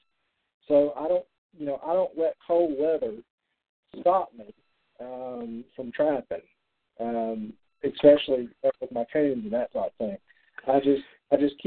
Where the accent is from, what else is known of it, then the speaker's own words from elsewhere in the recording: Alabama, United States; now in Tennessee, United States; I'm not originally from Tennessee. I'm an Alabama boy. And so when I moved to Tennessee